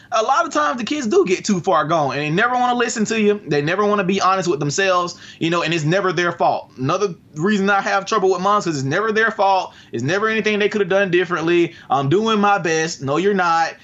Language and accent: English; Albany, Georgia, United States; here where I live in Albany. It's my first project, my hometown